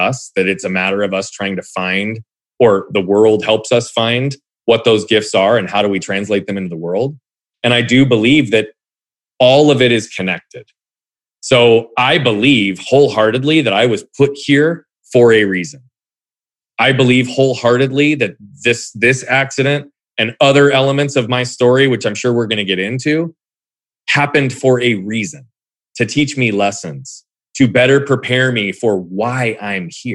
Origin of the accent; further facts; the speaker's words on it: Phoenix, Arizona, United States; also born or lived in Southern California / Australia / England; growing up in Phoenix, for lack of a better term, even though I lived in different parts earlier than